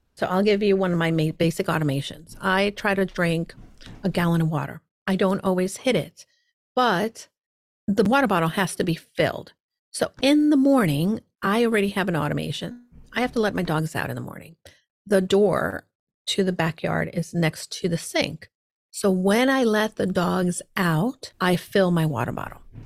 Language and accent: English; El Salvador; I was growing up, I was born in El Salvador. My mom is from El Salvador. My dad was from New York and he happened to meet my mom and they settled there.